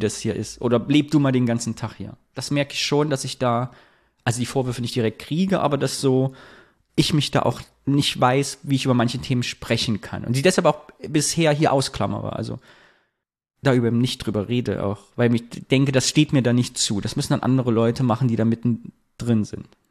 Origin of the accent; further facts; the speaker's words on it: Thuringia, Germany; moved away; nach Thüringen zurückzugehen